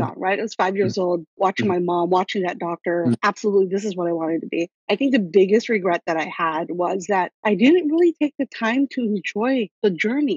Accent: Guam; now in California, United States; I grew up in Guam

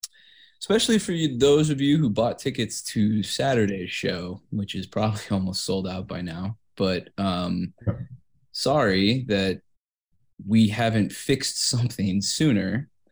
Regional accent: Kansas, United States; Because I'm from Kansas.

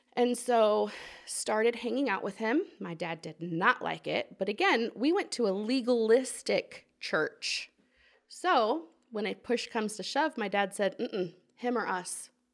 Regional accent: Portland, Oregon, United States; moved away as an adult; also born or lived in Walla Walla, Washington; now in Alexandria, United States; I grew up in Portland, Oregon.

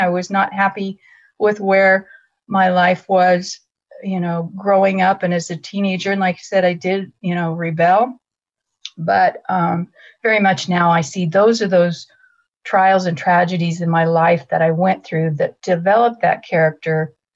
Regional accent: Greeley, Colorado, United States; I was born in Greeley, Colorado

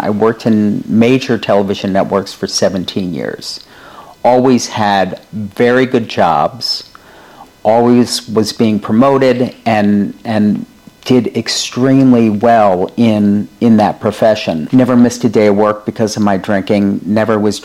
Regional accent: Rhode Island, United States; moved away as an adult; also born or lived in Manhattan, New York; now in New York, United States; since we were babies growing up in Rhode Island.

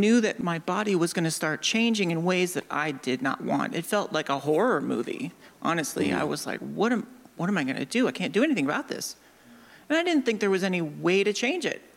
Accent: suburb of Des Moines, Iowa, United States; I'm from Iowa. And I grew up in a small town of like 12,000 people. A suburb of Des Moines

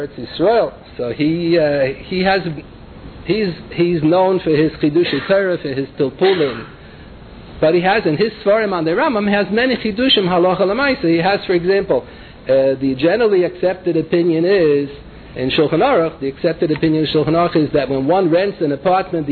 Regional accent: New York City, New York, United States; when I was growing up in the Bronx

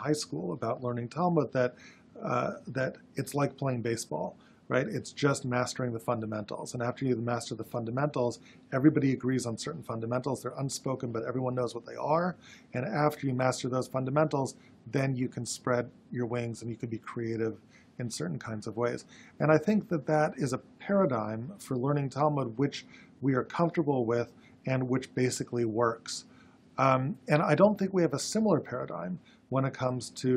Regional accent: Berkeley, California, United States; I grew up in Berkeley, California

